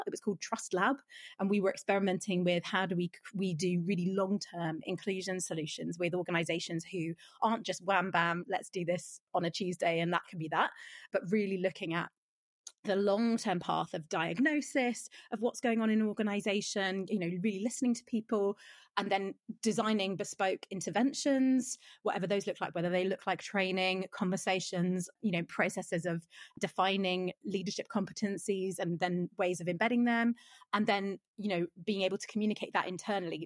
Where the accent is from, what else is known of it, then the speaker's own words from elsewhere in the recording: London, United Kingdom; I was born in South London, but I live in North London